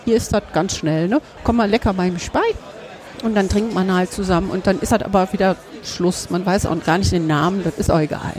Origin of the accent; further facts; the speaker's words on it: Düsseldorf, North Rhine-Westphalia, Germany; Ich bin ja gebürtige Düsseldorferin